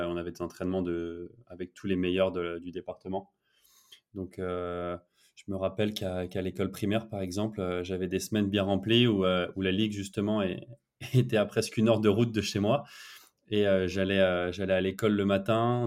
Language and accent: French; France; now in Barcelona, Spain; en tant que Français